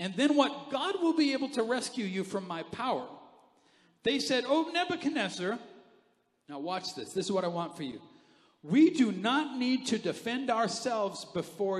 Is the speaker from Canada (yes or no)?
yes; Canada; I'm Canadian. We need furnaces